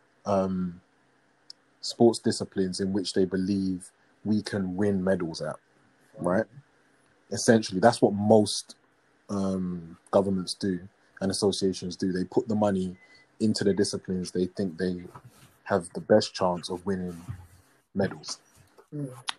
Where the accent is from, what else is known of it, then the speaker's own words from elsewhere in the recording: Ghana; as a Ghanaian